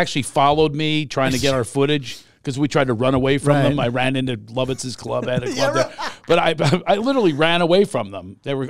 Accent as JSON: {"language": "English", "town": "Philadelphia", "region": "Pennsylvania", "country": "United States", "moved": "yes", "lives_now": "Los Angeles, United States", "said": "Even though I'm from Philly."}